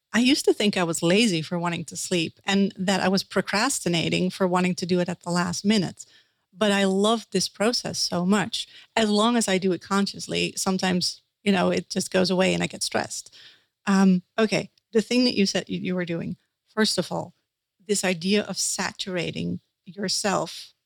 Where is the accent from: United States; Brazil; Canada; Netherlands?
Netherlands; accent: Dutch; English is a second language; I'm a Dutch dream interpreter that's uh, my accent that right there.